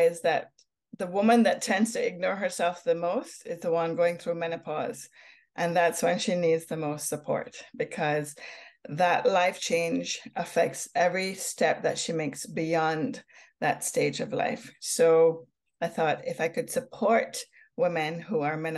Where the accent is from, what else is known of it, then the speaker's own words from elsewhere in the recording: Jamaica; also born or lived in Hamilton, Ontario, Canada; now in Canada; growing up in Jamaica, I had wonderful opportunities like picking herbs from gardens, watching mangoes fall from trees.